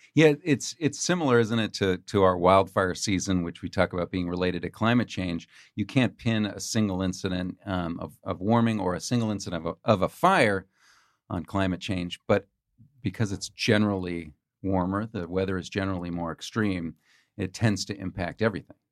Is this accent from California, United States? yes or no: yes; California, United States; I grew up in California